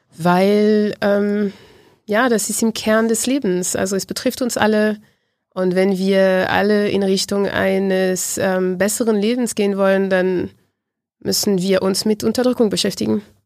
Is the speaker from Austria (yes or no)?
no; Martinique; German is a second language; moved away; in dem Insel, Insel, wo ich herkomme, Martinique